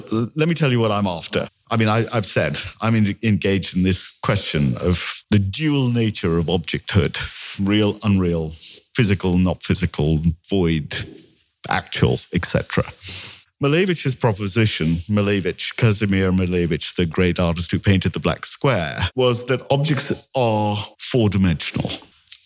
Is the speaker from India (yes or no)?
yes; India; I'm Indian